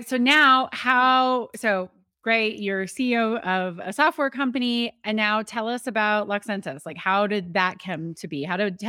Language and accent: English; Colorado, United States; also born or lived in Austin, Texas; and I grew up on the Western Slope of Colorado, but I had left Austin, Texas.